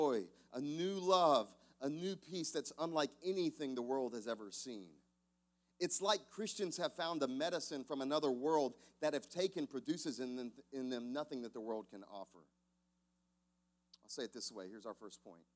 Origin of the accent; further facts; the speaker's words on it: South Carolina, United States; Growing up in South Carolina